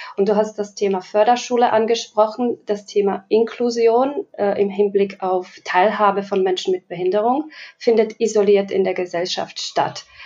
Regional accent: Slovakia; now in Germany; Ich komme ursprünglich aus der Slowakei, lebe schon ähm, etliche Jahre in Deutschland

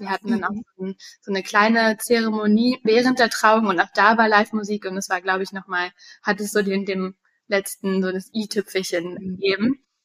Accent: Berlin, Germany; moved away as an adult; also born or lived in United States; ich bin gebürtige Berlinerin und habe viele Jahre im Ausland gelebt.

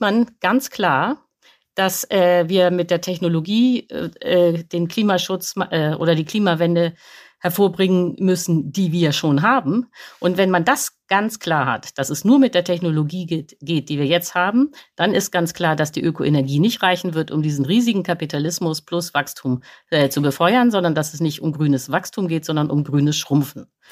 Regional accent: Germany; wir verbrauchen als Deutsche

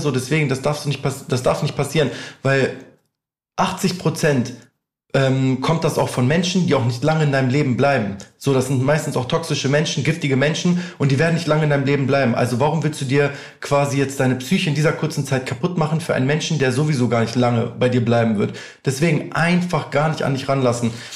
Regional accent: near Hanover, Lower Saxony, Germany; moved away as an adult; also born or lived in Albania; now in Düsseldorf, Germany; ich bin ja aufgewachsen in der Nähe von Hannover

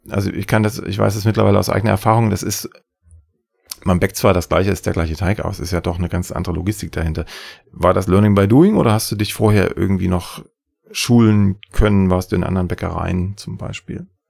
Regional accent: Saxony, Germany; im schönen Sachsen, meinem Heimatland

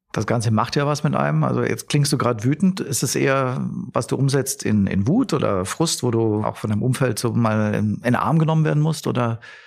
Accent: Germany; für uns Deutsche

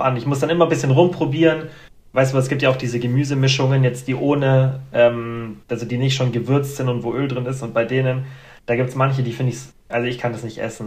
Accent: Germany; bei uns in Deutschland

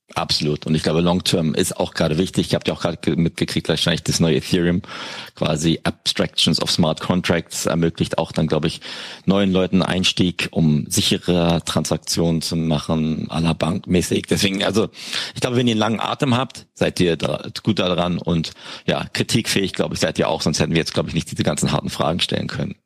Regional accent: Berlin, Germany; ich bin ja Berliner

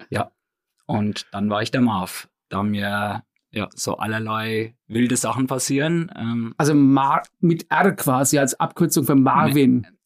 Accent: Hohenroth, Bavaria, Germany; Aber ähm, gebürtig Hohenrot. Ja, genau. Also da ist mein Elternhaus in Hohenrot.

